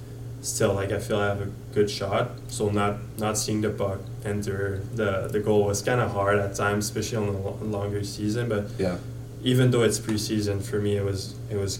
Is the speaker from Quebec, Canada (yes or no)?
yes; Quebec City, Quebec, Canada; moved away as an adult; I'm from Quebec City, so Chicoutimi was only like 2 hours away from home